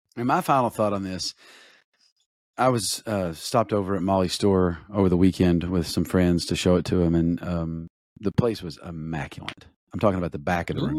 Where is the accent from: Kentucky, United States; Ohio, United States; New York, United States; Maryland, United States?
Kentucky, United States; Eastern; growing up in Eastern Kentucky